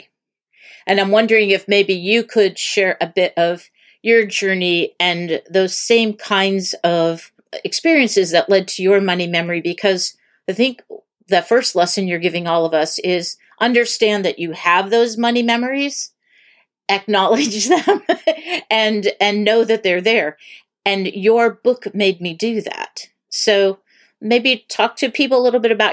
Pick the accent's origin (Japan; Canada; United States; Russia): United States; Erie, Pennsylvania; I grew up in Erie, Pennsylvania